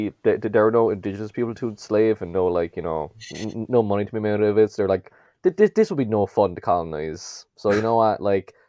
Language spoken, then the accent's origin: English; Cork, Munster, Ireland; also born or lived in Brussels; there's some connection with my hometown of Cork